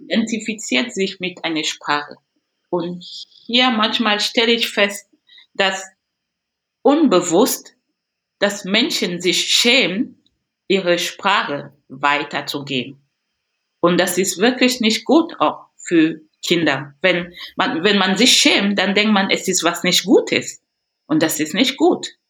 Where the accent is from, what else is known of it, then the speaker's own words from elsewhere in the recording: Cameroon; German is a second language; moved away as an adult; also born or lived in Paris, France; now in Bremen, Germany; ich vermisse auch wirklich sehr mein Land, Kamerun